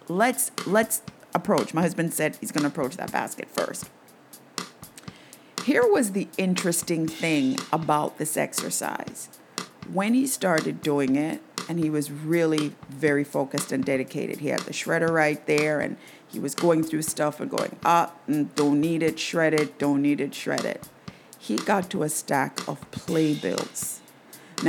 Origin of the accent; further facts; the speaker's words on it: Jamaica; growing up in Jamaica in the 60s, 70s